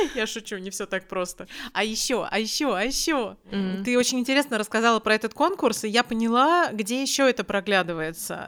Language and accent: Russian; Russia; moved away as an adult; now in Malmö, Sweden; откуда ты при... приехала, и я говорю, из России